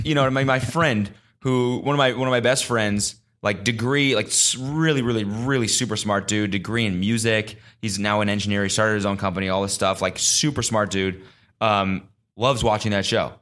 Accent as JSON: {"language": "English", "country": "United States", "said": "as an American"}